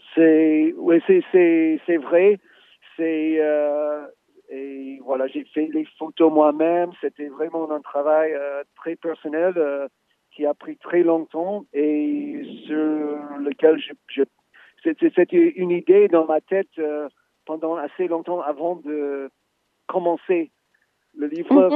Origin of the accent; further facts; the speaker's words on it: United States; moi, en tant qu'Américain